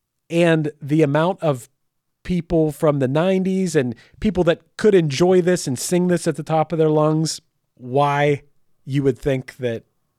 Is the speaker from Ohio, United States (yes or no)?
no; Michigan, United States; I'm from Michigan and I have a giant Confederate flag behind me.